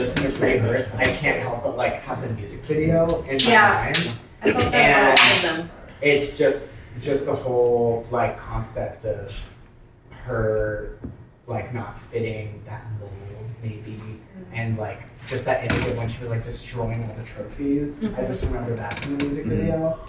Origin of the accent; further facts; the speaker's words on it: Houston, Texas, United States; I'm from Houston, so I don't know if it's like her childhood that's always within her.